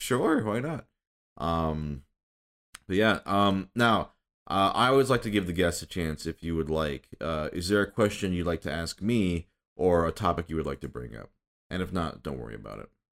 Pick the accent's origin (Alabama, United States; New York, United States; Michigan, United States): Michigan, United States; moved away as an adult; also born or lived in Minnesota; I was born in Minnesota, grew up in Michigan